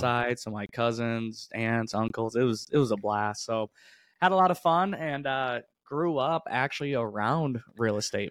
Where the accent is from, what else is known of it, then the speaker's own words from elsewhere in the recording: upstate New York, United States; I grew up in, in upstate New York